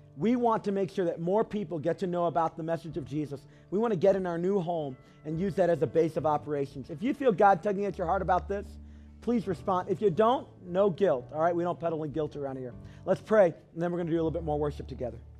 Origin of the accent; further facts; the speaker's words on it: Cleveland, Tennessee, United States; Where I'm from, I was raised mostly in Cleveland, Tennessee